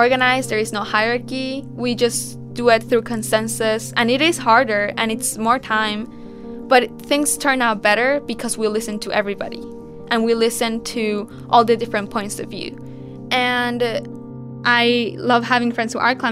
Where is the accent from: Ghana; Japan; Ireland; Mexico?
Mexico; born or raised there